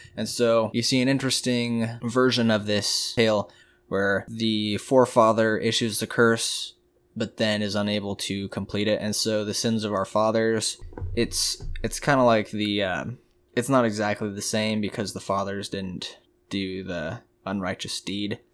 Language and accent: English; United States; we're American here